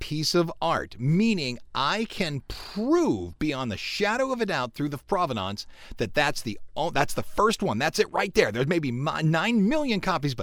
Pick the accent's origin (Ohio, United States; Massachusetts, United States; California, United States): Ohio, United States; Cleveland; I'm from Cleveland